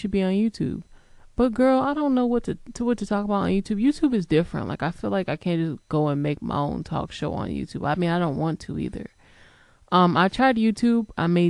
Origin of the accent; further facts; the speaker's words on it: New Haven, Connecticut, United States; also born or lived in Harlem / Georgia / Massachusetts; I'm originally from New Haven, Connecticut, and then I moved to Harlem, and then I moved to Georgia